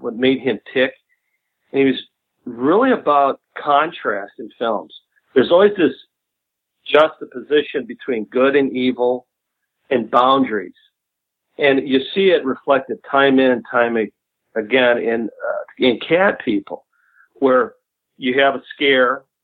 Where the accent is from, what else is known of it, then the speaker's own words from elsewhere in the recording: United States; also born or lived in Chicago, Illinois / Northwest Indiana; I grew up in Northwest Indiana and in Chicago